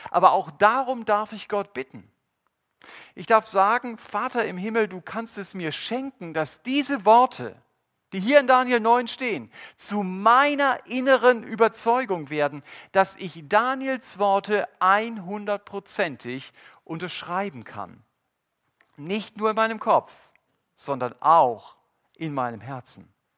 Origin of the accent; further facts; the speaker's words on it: Germany; Wir als Deutsche